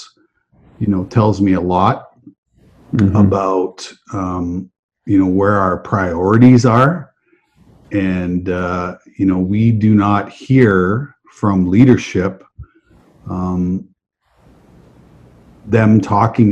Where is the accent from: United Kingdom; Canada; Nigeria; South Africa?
Canada; Western Canada; I grew up in Western Canada